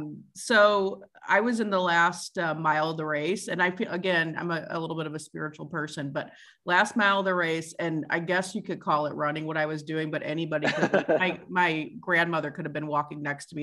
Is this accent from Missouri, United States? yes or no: yes; St. Louis, Missouri, United States; I'm from St. Louis.